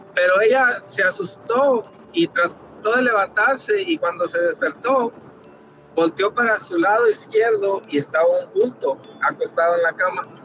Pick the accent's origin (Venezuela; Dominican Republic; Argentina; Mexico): Mexico; Torreón, Coahuila; now in Dallas, United States; nosotros somos ah, originarios de Coahuila, de Torreón.